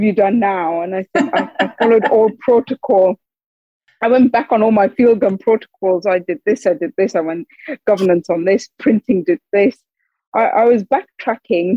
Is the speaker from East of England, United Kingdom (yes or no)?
no; the Northeast, North East England, United Kingdom; I'd grown up, born and raised in the Northeast